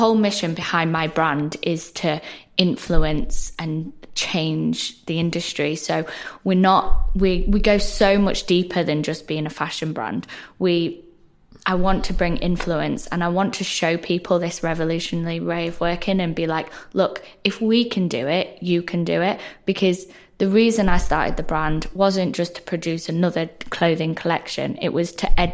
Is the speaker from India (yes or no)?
no; the north of England, United Kingdom; accent: northern; I'm a northerner, which you can probably tell by my accent